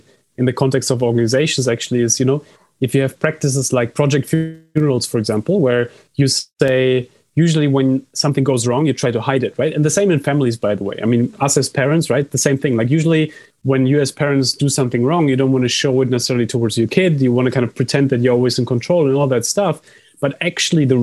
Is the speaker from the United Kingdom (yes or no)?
no; Germany; I come from Germany